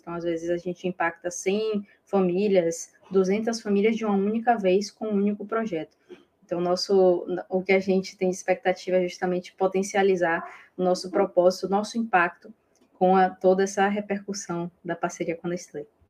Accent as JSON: {"language": "Portuguese", "region": "Bahia", "country": "Brazil", "said": "eu sou baiana"}